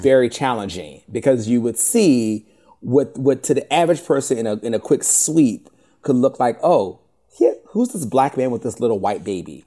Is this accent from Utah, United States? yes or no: no; Richmond, Virginia, United States; I'm from Richmond, Virginia